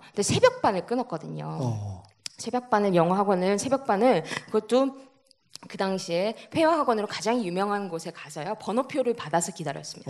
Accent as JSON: {"language": "Korean", "town": "Cheongju", "region": "North Chungcheong", "country": "South Korea", "tie": "born or raised there", "said": "청주에서 태어났습니다."}